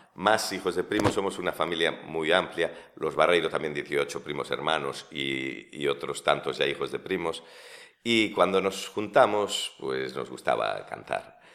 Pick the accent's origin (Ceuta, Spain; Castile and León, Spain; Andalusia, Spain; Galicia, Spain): Galicia, Spain; Vilagarcía de Arousa; born or raised there; also born or lived in Santiago de Compostela / Bamio / Sigüeiro